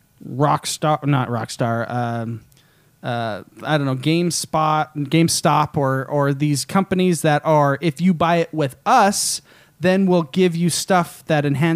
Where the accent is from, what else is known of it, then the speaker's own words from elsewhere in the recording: United States; I'm American.